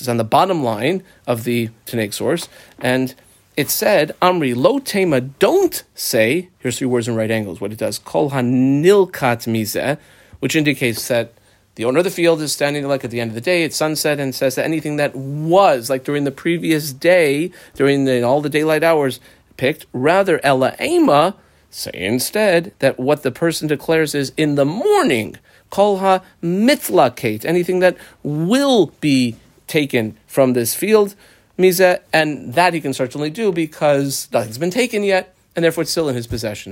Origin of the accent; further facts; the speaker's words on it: United States; growing up in America as a modern Orthodox kid